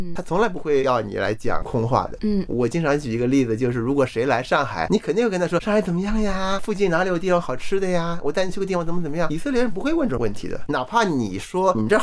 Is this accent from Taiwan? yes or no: no; China; 我们中国人